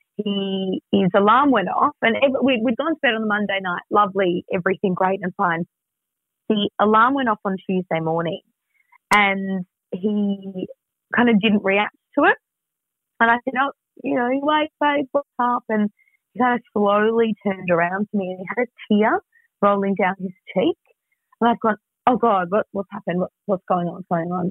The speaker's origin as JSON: {"language": "English", "town": "Melbourne", "region": "Victoria", "country": "Australia", "moved": "yes", "said": "I'm from Melbourne, so it's kind of like, right, at some point I knew I was going to move back."}